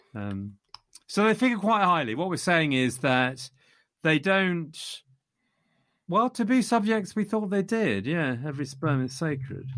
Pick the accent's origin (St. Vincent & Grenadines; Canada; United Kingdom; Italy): United Kingdom; England; I am English.